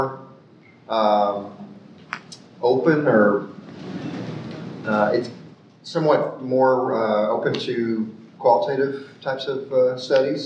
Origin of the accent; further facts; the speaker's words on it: United States; as an American